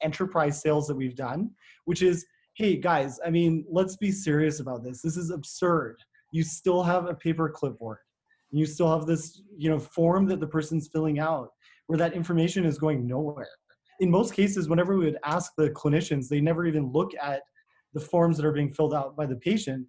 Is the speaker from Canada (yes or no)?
yes; Canada; as Canadian physicians